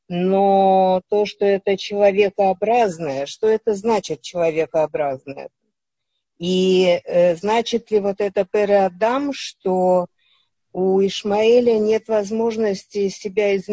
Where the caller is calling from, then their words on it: Ashkelon, Southern District, Israel; Я из Ашкелона.